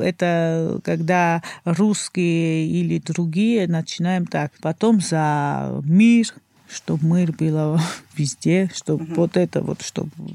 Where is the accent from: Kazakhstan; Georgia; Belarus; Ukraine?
Georgia; Batumi, Adjara; А я родился в Батуми. Туристический город.